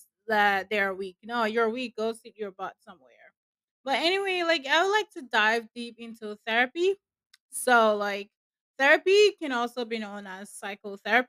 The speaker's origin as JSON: {"language": "English", "country": "Nigeria", "said": "where I'm from, I'm a Nigerian, by the way, and where I'm from, like, we never really take our mental health serious."}